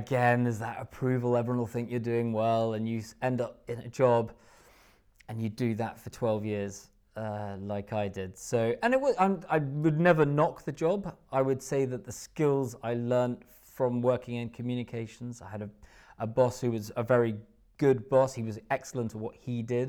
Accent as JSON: {"language": "English", "town": "Haddington", "region": "Scotland", "country": "United Kingdom", "tie": "born or raised there", "also_born_or_lived": "Musselburgh / Australia / London", "moved": "as an adult", "said": "I grew up in Haddington, which is, uh, just about twenty minutes w, w, east of Edinburgh"}